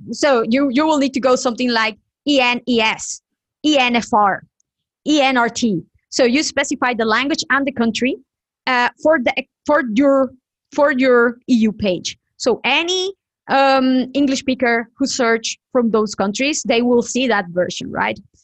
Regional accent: Nicaragua; moved away; from my home country, Nicaragua, I am originally from Nicaragua

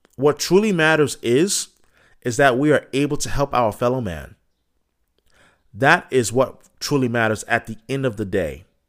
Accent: Boston, Massachusetts, United States; being a Bostonian

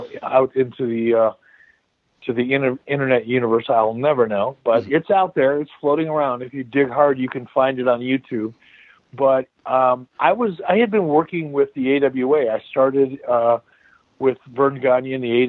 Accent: Detroit, Michigan, United States; moved away; I was born and raised in Detroit, but I haven't been back there in many, many, many years.

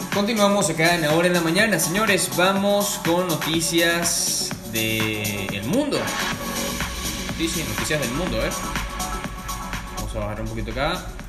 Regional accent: Puerto Cabello, Carabobo, Venezuela; mi ciudad natal, Puerto Cabello, ya en Venezuela

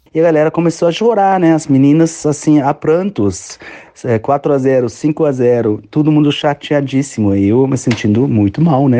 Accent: Germany; Portuguese is a second language; also born or lived in Rio de Janeiro, Brazil; now in Berlin, Germany; eu sou alemão

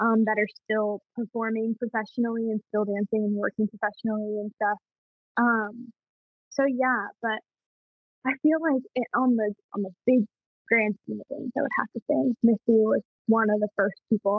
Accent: Jacksonville, Florida, United States; growing up in Jacksonville and being in the dance community that I'm

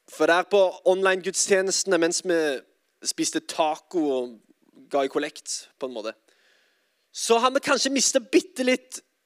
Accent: Sandnes, Rogaland, Norway; now in Oslo, Norway; jeg er altså fra Sandnes. Eh, og bor i Oslo, dessverre

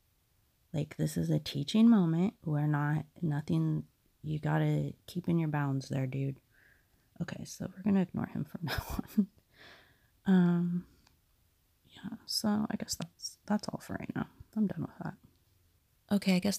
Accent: United States; because I'm an American

